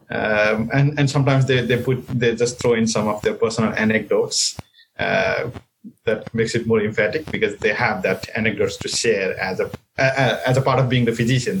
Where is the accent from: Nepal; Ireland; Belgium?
Nepal; moved away as an adult; also born or lived in Boston, United States; now in Kingston, Canada; I come from Nepal and in Nepal I guess the first journal article that I ever read was after I completed medical. school